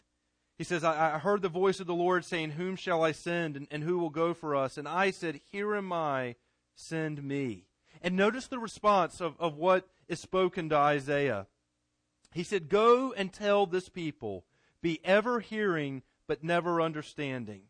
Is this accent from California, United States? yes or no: no; Garner, North Carolina, United States; I grew up in Garner